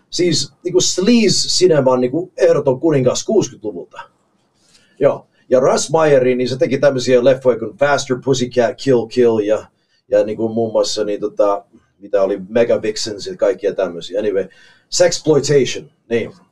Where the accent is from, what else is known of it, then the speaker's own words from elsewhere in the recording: Canada; moved away as an adult; now in Finland; Kanadassa nimittäin, missä mä oon kotoisin